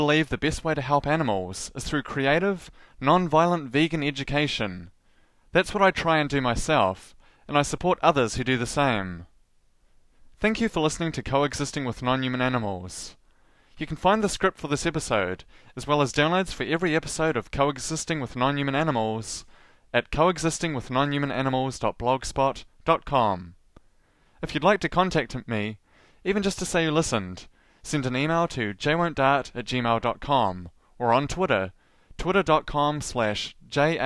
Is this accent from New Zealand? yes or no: yes; New Zealand; As a New Zealander